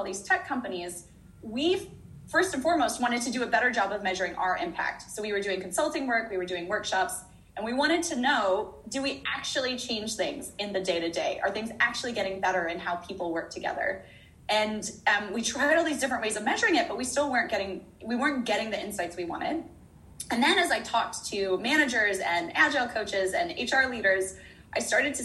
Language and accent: English; United States; moved away as an adult; also born or lived in San Francisco / Middle East; now in New Zealand; I'm from the States